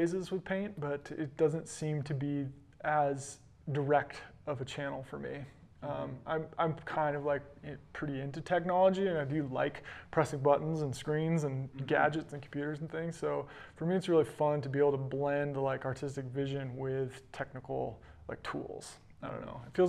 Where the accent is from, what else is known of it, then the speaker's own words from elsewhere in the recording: Tahoe, United States; also born or lived in Boulder; growing up in Tahoe, living in Boulder, traveling to amazing places